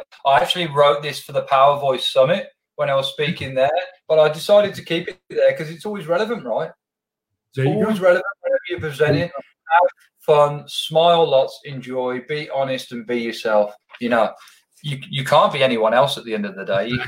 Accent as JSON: {"language": "English", "town": "Birmingham", "region": "West Midlands", "country": "United Kingdom", "accent": "Birmingham", "said": "people wouldn't be able to understand me because of my Birmingham accent, which is quite thick."}